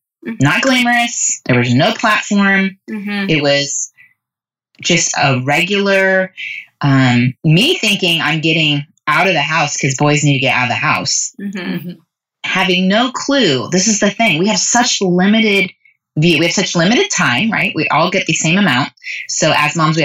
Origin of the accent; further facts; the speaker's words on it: United States; as American young moms